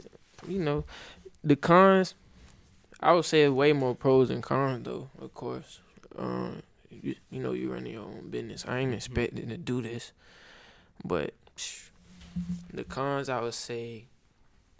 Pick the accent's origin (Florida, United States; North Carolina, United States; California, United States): Florida, United States; Tampa; also born or lived in Orlando; I'm from Tampa. Well, I was really born in Orlando, but raised in Tampa.